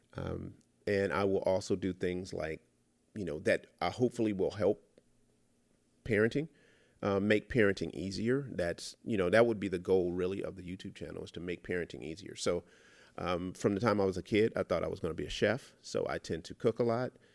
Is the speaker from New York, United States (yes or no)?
no; Los Angeles, California, United States; I was born and raised in South Central L A.